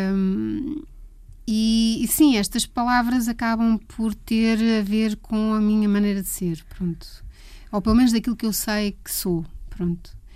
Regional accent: Leiria, Leiria District, Portugal; Eu sou de Leiria e vivia num bairro mesmo de um bairro daqueles não era propriamente típico, era um bairro que estava a nascer em Leiria na altura, que era os Capuchos

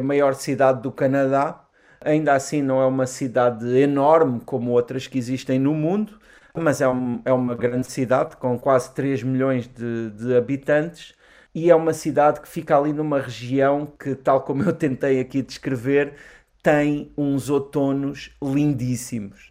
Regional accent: Portugal; sendo portugueses

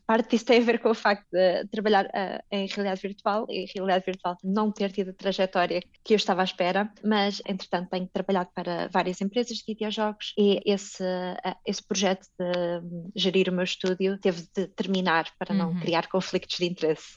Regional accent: Coimbra, Centro, Portugal; moved away as an adult; also born or lived in Japan; now in Sweden; Coimbra, minha cidade natal

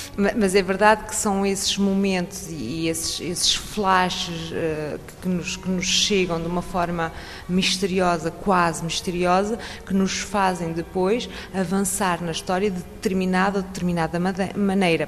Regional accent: Portugal; moved away as an adult; now in France; Nós portugueses. Nasci numa aldeia.

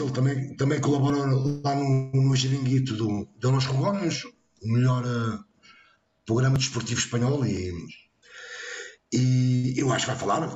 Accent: Montijo, Setúbal, Portugal; nasci no Montijo e hoje continuo a dizer

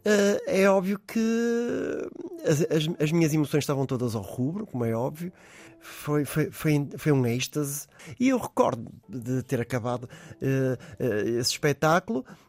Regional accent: Porto, Porto District, Portugal; also born or lived in London; no local onde eu nasci, mais concretamente ali muito perto da zona da Corujeira

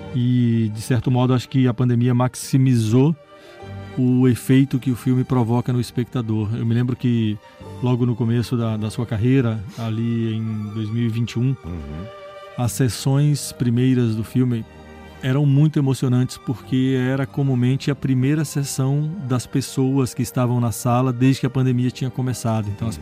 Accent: Brazil

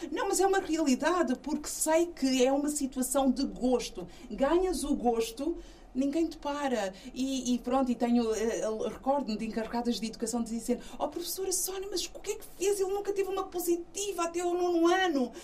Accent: Portugal; born or raised there; also born or lived in São Tomé and Príncipe

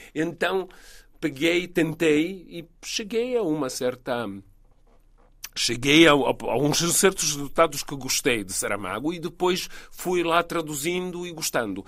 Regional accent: Belgrade, Serbia; Portuguese is a second language; moved away as an adult; also born or lived in London; Eu sou de Belgrado

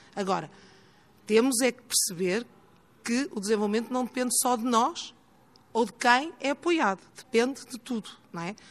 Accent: Porto, Norte, Portugal; moved away as an adult; now in Lisbon, Portugal; Eu sou do Porto, estudei no Porto, iniciei a minha vida profissional no Porto e no início dos anos 90 vim trabalhar para Lisboa.

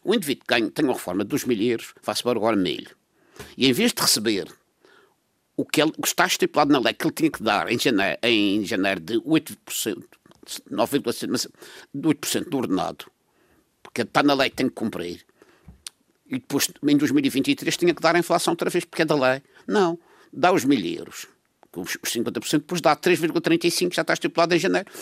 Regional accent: Madeira, Portugal; como madeirense

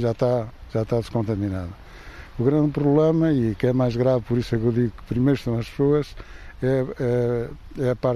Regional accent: Diosa, Viseu, Portugal; sou do Diosa, distrito de Viseu, e vivo aqui há 61 anos.

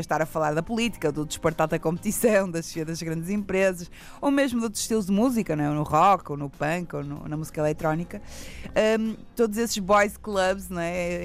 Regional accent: Porto, Norte, Portugal; accent: pronúncia do Norte; no Porto, que é a minha terra

